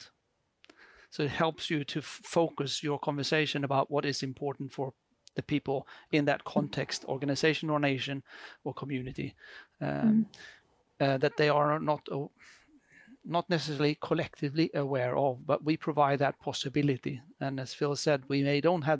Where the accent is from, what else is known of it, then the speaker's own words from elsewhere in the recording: Sweden; I come from, as you can hear in my very beautiful accent, I'm from Sweden